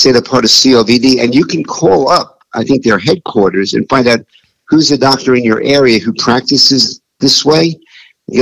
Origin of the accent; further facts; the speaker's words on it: New York, United States; now in Rancho Cucamonga, United States; I'm from New York